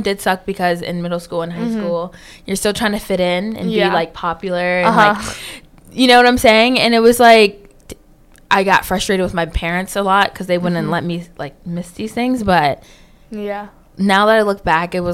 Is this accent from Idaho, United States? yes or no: no; Philadelphia, Pennsylvania, United States; moved away as an adult; also born or lived in Lower Merion, Pennsylvania; now in Raleigh, United States; I'm originally from Philadelphia, Pennsylvania, but we moved outside of, like, that area for a better education. So Lower Merion